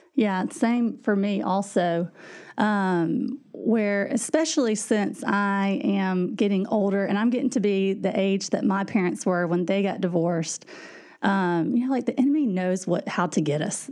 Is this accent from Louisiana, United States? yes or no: yes; Louisiana, United States; moved away as an adult; now in Indiana, United States; we are from Louisiana, actually. And so that's where I grew up